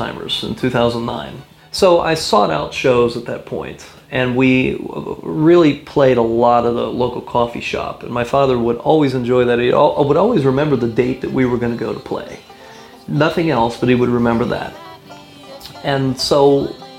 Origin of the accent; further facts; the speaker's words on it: Maryland, United States; we're from Maryland